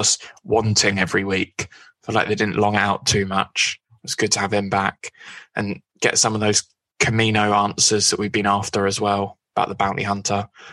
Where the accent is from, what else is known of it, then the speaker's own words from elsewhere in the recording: Scotland, United Kingdom; My accent does let me down. I am Scottish, so it was a good night to be Scottish